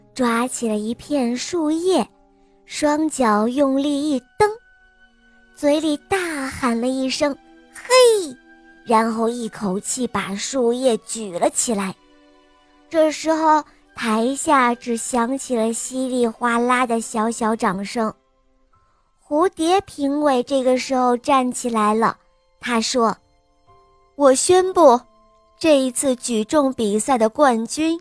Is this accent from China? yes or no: yes; Beijing, China; 我来自北京你，我六岁了